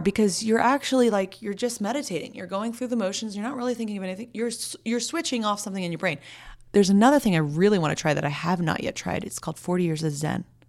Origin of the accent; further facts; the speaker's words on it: Santa Barbara, California, United States; I grew up mostly in Santa Barbara.